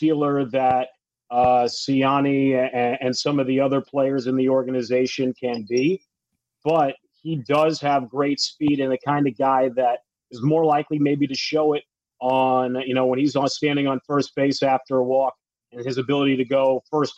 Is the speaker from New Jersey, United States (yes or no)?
yes; New Jersey, United States; my home state of New Jersey